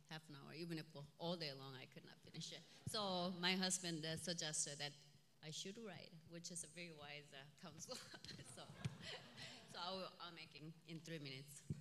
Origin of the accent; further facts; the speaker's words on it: South Korea; moved away as an adult; also born or lived in Michigan / Georgia; now in Minneapolis, United States; Um, I was born in South Korea, um, in an island which lies uh, um, in the Yellow Sea, um, like uh, about 15 miles from the main island